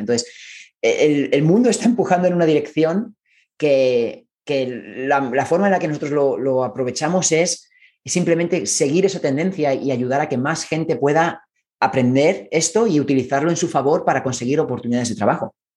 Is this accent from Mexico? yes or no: no; Spain; moved away as an adult; now in San Francisco, United States; Yo soy originalmente de España